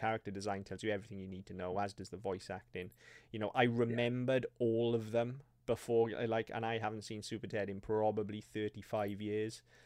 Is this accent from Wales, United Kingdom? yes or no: yes; Wales, United Kingdom; we can say this as Welsh people